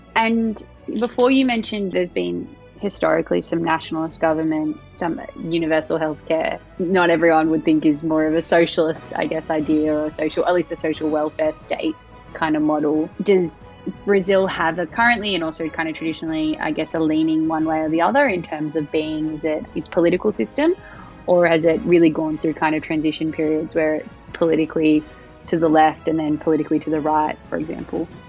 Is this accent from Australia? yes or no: yes; Australia; in Australia, people are very much like I'm Australian, but we also have a very multicultural